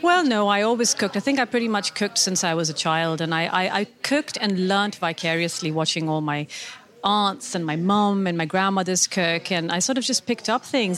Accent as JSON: {"language": "English", "town": "Karachi", "region": "Sindh", "country": "Pakistan", "tie": "born or raised there", "moved": "as an adult", "lives_now": "United Kingdom", "said": "I grew up in Karachi, in the southern part of Pakistan"}